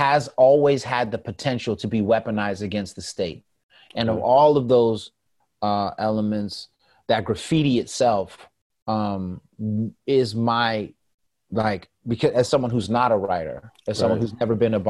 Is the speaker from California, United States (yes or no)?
yes; the Bay Area, California, United States; I'm from the Bay